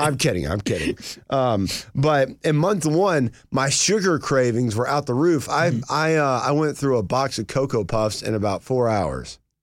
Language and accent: English; United States; now in Atlanta, United States; I came from Union County.